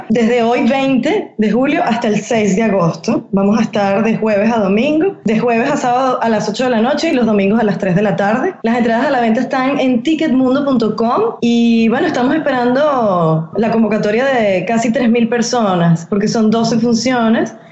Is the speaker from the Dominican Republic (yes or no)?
no; Venezuela; somos venezolanas, somos así.